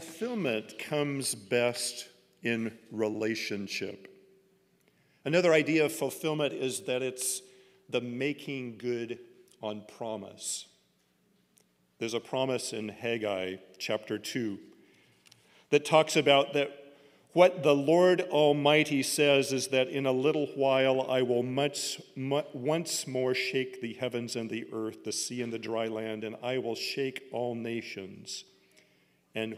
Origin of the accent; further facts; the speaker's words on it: Oregon, United States; growing up in Oregon